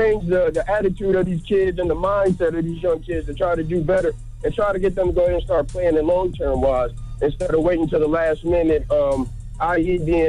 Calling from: Virginia, United States; I'm calling from Virginia.

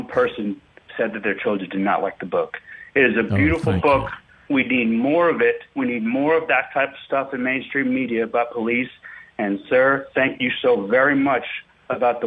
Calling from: Northern Virginia, United States; I'm calling from Northern Virginia, one of the few conservatives up here

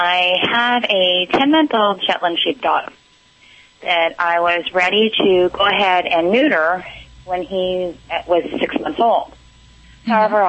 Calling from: Newport Beach, California, United States; Newport Beach.

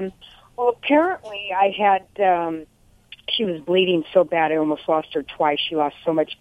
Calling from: Santa Clarita, California, United States; Santa Clarita.

